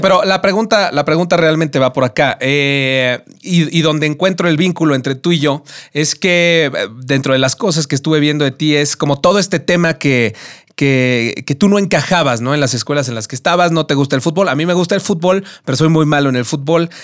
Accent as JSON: {"language": "Spanish", "region": "Mexico City", "country": "Mexico", "said": "lo maravilloso que es nuestra ciudad y de lo maravillosa que es nuestra cultura, ¿no? Como, como mexicanos y como chilangos"}